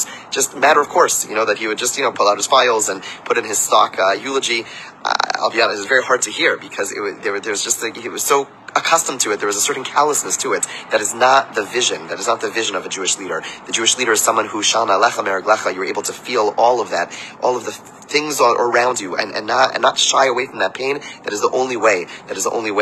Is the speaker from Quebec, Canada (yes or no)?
yes; Montreal, Quebec, Canada; now in Baltimore, United States; growing up in Montreal